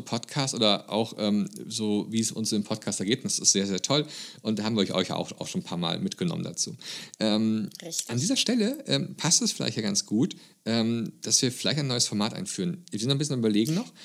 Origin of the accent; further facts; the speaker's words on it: Germany; bei uns in Grünheide in Deutschland